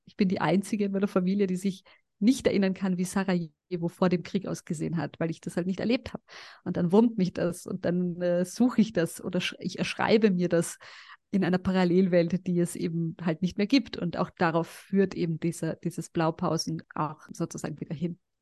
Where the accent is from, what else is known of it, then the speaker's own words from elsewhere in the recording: Carinthia, Austria; also born or lived in Sarajevo, Bosnia and Herzegovina; now in Vienna, Austria; ich bin ja dann auch in Kärnten aufgewachsen